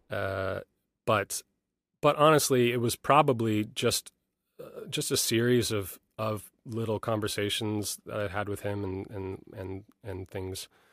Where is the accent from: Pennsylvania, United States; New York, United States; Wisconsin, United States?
New York, United States; I grew up in New York, uh, you know, a little bit north of the city